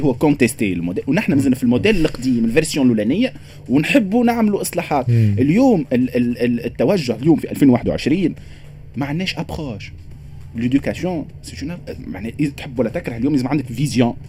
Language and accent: Arabic; Tunisia; عندنا في تونس